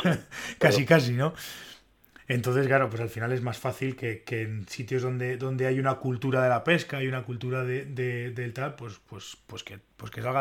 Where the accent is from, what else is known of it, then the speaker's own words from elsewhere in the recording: La Seca de Alba, Castile and León, Spain; Soy, soy de la seca.